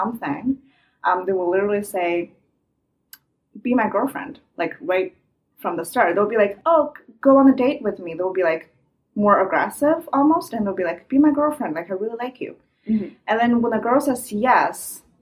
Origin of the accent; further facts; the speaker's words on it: China; English is a second language; moved away as an adult; now in Halifax, Canada; I'm a Chinese international student after just graduated. I'm a Chinese girl.